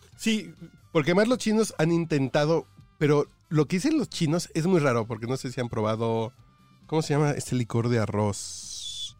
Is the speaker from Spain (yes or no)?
no; Mexico; yo soy mexicano